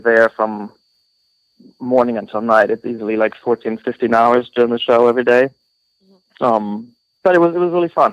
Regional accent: Texas, United States; I'm from Texas

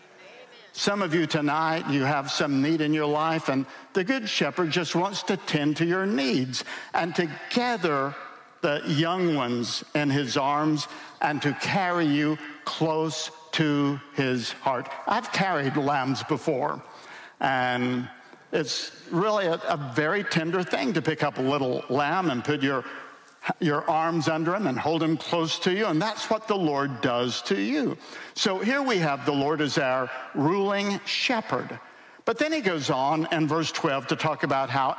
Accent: the Appalachians, United States; I grew up in the Appalachians, and I love my Appalachian mountains

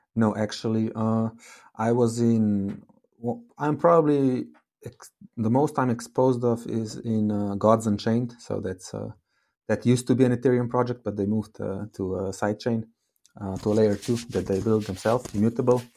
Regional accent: Slovenia; I come from Slovenia

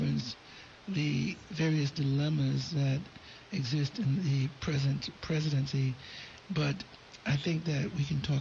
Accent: Philadelphia, Pennsylvania, United States; I'm from Philly, and North Philly

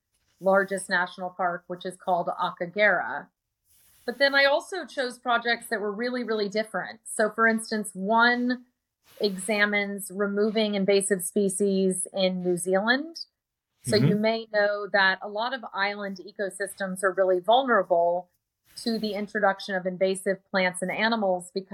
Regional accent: San Antonio, Texas, United States; my hometown of San Antonio, Texas

